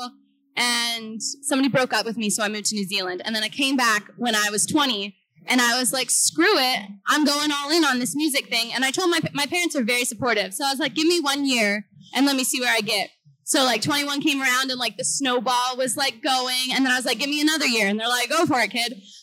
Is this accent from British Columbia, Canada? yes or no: no; Toronto, Ontario, Canada; I'm from Canada.